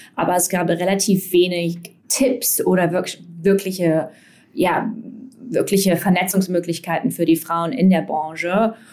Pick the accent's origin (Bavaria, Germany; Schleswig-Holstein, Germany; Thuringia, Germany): Thuringia, Germany; Erfurt; moved away; ich zum Beispiel komme ursprünglich aus Erfurt